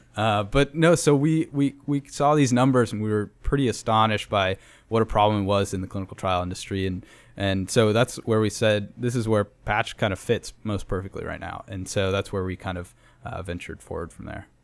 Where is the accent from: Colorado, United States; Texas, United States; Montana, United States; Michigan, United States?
Colorado, United States; Denver; now in San Antonio, United States; I'm from Denver, Colorado